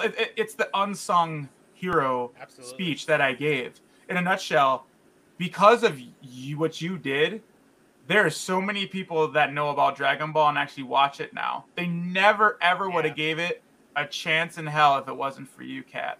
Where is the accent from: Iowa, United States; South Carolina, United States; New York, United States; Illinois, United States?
Illinois, United States; Chicago; I grew up in Chicago, and we had all imports